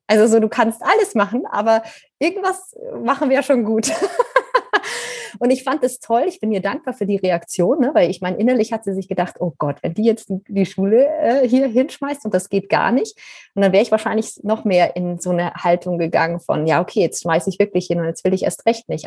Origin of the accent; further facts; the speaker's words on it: Bavaria, Germany; ich bin ja in Bayern auf einem Bauernhof aufgewachsen